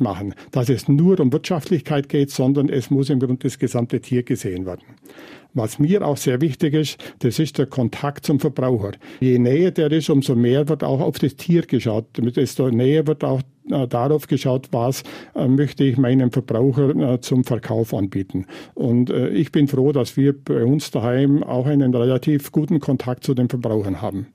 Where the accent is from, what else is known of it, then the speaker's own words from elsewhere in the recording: Bavaria, Germany; In meiner Klimaregion, also im Voralpenland